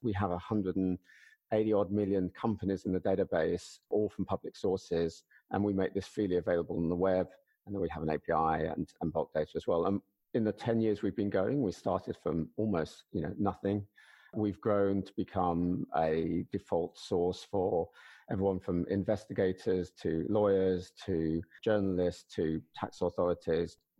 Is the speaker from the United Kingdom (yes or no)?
yes; United Kingdom; as a Brit